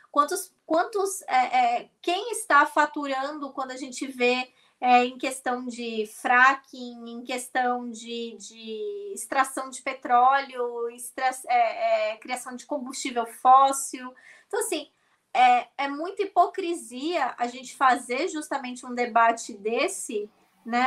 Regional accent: Brazil; now in Scotland, United Kingdom; nós somos do Brasil

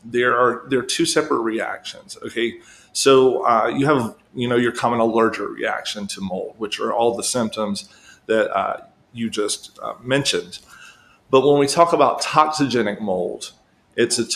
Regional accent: South Carolina, United States; my home state of South Carolina

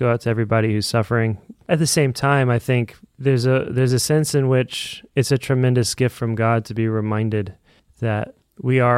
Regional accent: Evansville, Indiana, United States; I'm from Evansville, Indiana. We've had some pretty devastating tornadoes down that way.

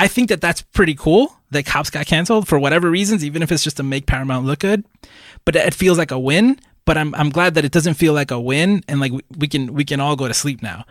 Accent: Puerto Rico; I was born in Puerto Rico, that I'm Puerto Rican

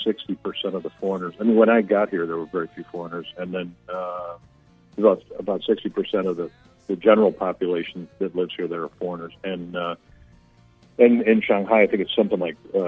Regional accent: United States; moved away; as an American that lives mm-hmm. outside of America

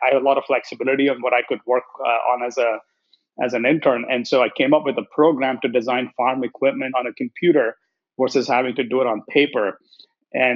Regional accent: India; moved away as an adult; also born or lived in Columbus, Nebraska; now in United States; So, I grew up in India and studied engineering over there.

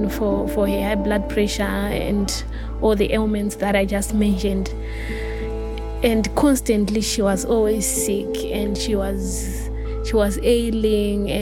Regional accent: Harare, Zimbabwe; I was born in Harare, and then it was quite sad because my parents had an early divorce

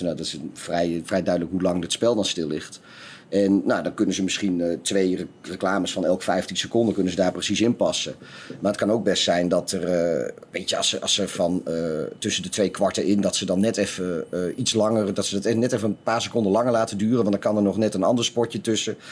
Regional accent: Netherlands

